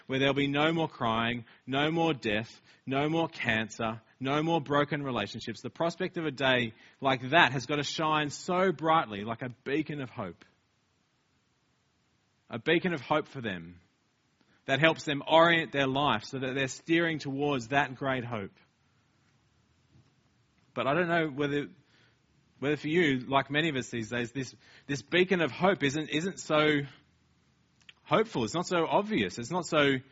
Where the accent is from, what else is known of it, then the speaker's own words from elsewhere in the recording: Australia; now in Wellington, New Zealand; we're Australian